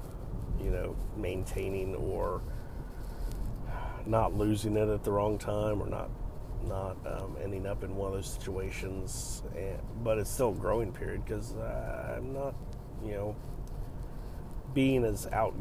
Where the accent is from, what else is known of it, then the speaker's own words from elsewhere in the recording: United States; accent: American; once he heard my accent, he was like, oh yeah, stupid American